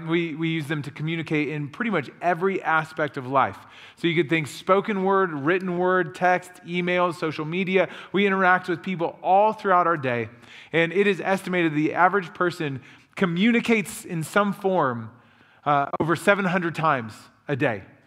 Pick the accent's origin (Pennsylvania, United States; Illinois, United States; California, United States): Illinois, United States; moved away as an adult; now in Rhode Island, United States; Josh and I grew up together in Illinois